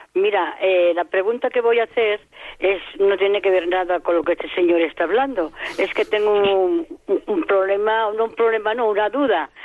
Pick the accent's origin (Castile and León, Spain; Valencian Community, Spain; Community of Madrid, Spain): Community of Madrid, Spain; Madrid; Yo soy madrileña porque nací en Madrid y mis padres pues, estaban en Madrid